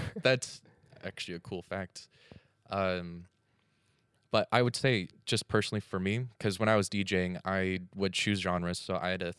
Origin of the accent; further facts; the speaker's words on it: United States; I'm from the States